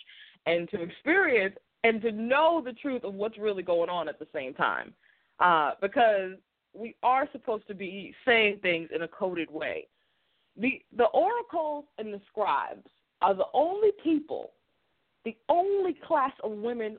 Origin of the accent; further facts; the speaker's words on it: Boston, Massachusetts, United States; I'm also a Bostonian